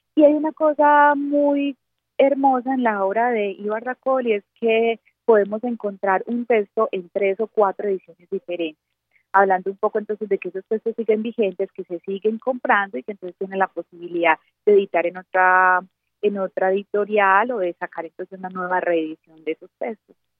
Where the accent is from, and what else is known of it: Colombia